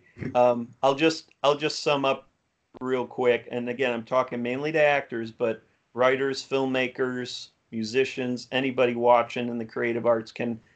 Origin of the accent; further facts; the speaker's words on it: Cleveland, Ohio, United States; now in Houston, United States; I'm from Cleveland, Ohio originally